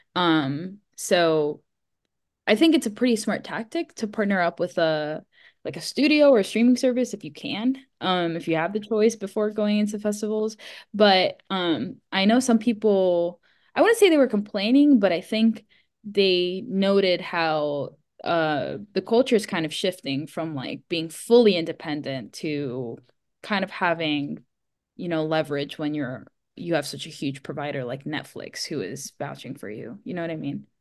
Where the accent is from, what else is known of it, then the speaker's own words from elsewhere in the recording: Miami, Florida, United States; I grew up in Miami, Florida, where, of course, it doesn't snow